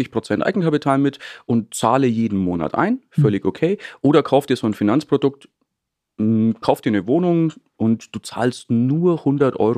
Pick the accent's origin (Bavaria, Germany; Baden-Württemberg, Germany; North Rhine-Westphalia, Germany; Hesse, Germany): Bavaria, Germany; Treuchtlingen; Treuchtlingen, das ist so eine kleine Stadt in Mittelfranken, so zwischen München und Nürnberg